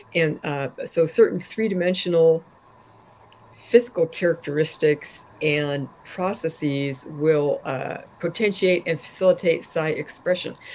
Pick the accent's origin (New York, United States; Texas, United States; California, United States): California, United States; I grew up in California